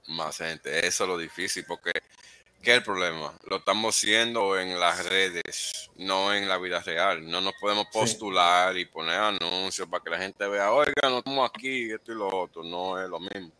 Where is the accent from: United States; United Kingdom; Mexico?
United States; New York; yo me crié en Nueva York